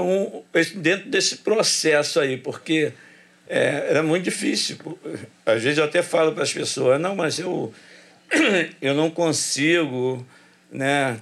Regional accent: Rio de Janeiro, Brazil; also born or lived in Jacarezinho, Rio de Janeiro; eu nasci no Jacarezinho e me criei no Complexo do Alemão

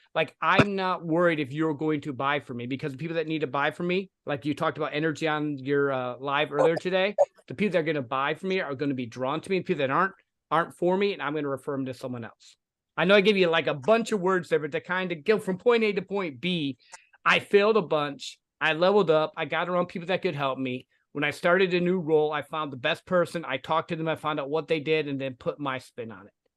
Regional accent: the Midwest, Michigan, United States; I grew up in the Midwest. I was working for a factory, uh, going to college, fell in love, got married to my sweetheart

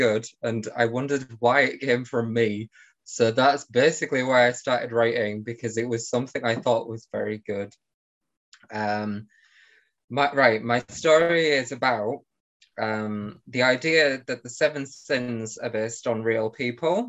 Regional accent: Hull, Yorkshire and the Humber, United Kingdom; I come from Hull in the UK, which isn't near London

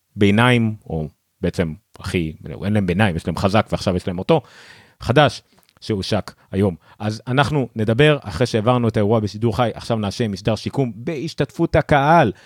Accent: Ramla, Central District, Israel; אני באתי מרמלה

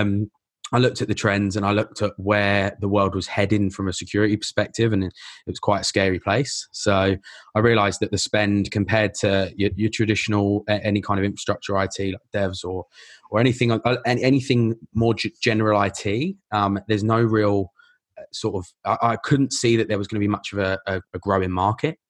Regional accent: Essex, East of England, United Kingdom; moved away as an adult; also born or lived in London; now in Melbourne, Australia; I grew up in England, but no, I, I live here now. This is, this is home.

